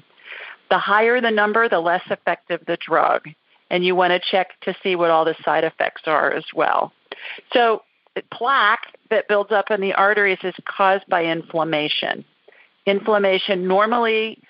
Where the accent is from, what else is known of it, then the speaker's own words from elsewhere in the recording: Columbus, Ohio, United States; moved away; Columbus. Well, terrific. City of my birth.